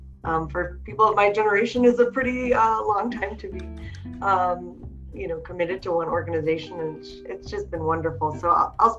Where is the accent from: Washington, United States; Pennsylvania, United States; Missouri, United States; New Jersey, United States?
Pennsylvania, United States; Pittsburgh; moved away as an adult; now in Colorado, United States; I'm from Pittsburgh